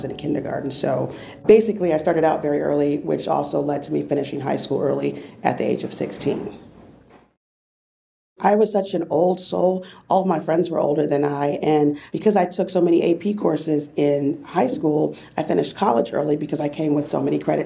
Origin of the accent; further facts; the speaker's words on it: Fort Lauderdale, Florida, United States; also born or lived in New York; I was born in New York and went to school in Fort Lauderdale, Florida